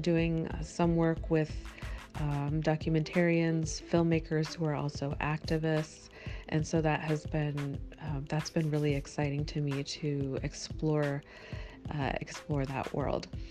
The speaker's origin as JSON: {"language": "English", "town": "Miami", "region": "Florida", "country": "United States", "tie": "born or raised there", "also_born_or_lived": "Midwest / Costa Rica", "moved": "yes", "said": "I uh, grew up in Miami, Florida, and then lived in the Midwest for most of my life"}